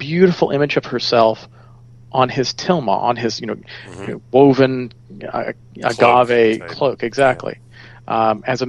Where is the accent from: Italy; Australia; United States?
United States; Florida; I grew up in Florida.